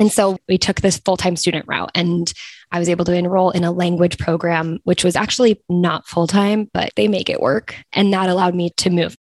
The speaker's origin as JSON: {"language": "English", "country": "United States", "moved": "as an adult", "said": "as an American"}